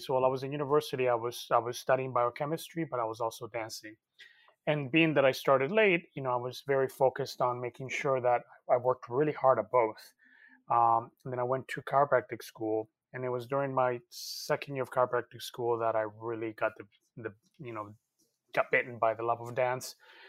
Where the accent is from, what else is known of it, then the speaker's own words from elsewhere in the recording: Canada; also born or lived in Cali, Colombia; I've always danced, even when I was a little boy in Colombia. But growing up in Canada